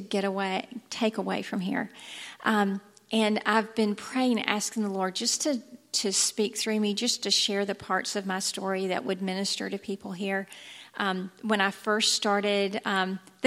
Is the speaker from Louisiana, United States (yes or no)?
no; Thomasville, Georgia, United States; I grew up in Thomasville